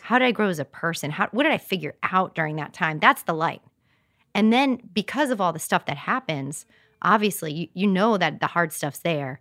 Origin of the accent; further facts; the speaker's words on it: Rhode Island, United States; moved away; also born or lived in Massachusetts; I grew up in Rhode Island, lived in Massachusetts, and moved here